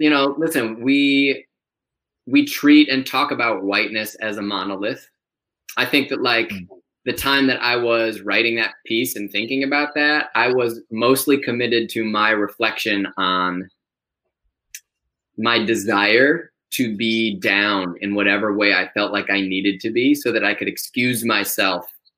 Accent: Ann Arbor, Michigan, United States; also born or lived in Chicago; now in New York City, United States; I grew up in Michigan. I grew up in Ann Arbor

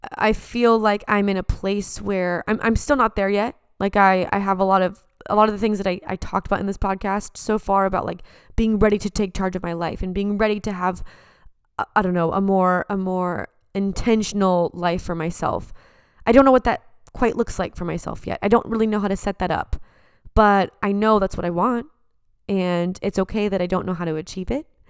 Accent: San Diego, California, United States; now in Los Angeles, United States; back at my hometown

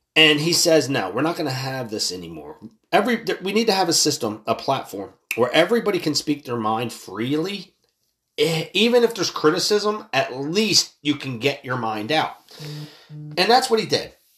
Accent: United States; I'm an American citizen

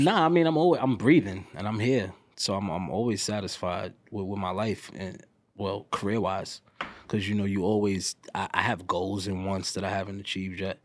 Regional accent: New York City, New York, United States; I'm from New York, I'm from New York City

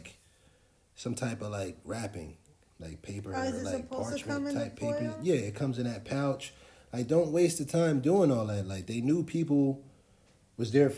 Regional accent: Trenton, New Jersey, United States; I'm from Trenton.

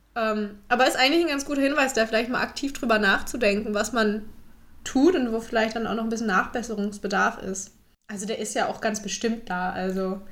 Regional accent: Bad Salzuflen, North Rhine-Westphalia, Germany; moved away as an adult; also born or lived in Erfurt; ich komme ganz ursprünglich aus Lippe, aus dem Lipperland

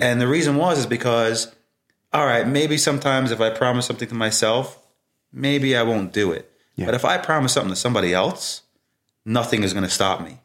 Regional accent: New York City, New York, United States; growing up in Brooklyn

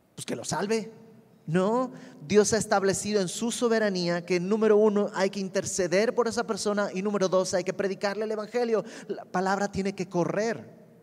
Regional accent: Bolivia; now in Mexico; yo soy de Bolivia y mis amigos en Bolivia

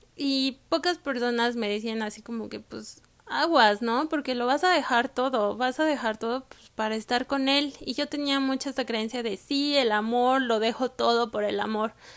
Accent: Mexico; moved away as an adult; also born or lived in Canada; Yo nací, crecí y estudié en México

